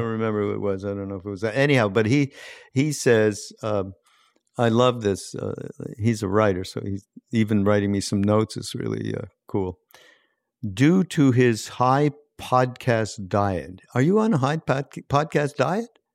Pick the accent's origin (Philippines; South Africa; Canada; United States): Canada; Montreal, Quebec; I grew up in Montreal